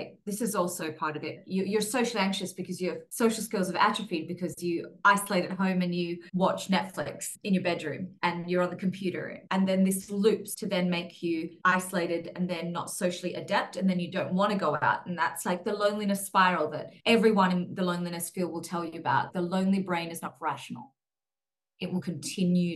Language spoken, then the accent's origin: English; Australia; now in Singapore; where I grew up in Australia was very suburban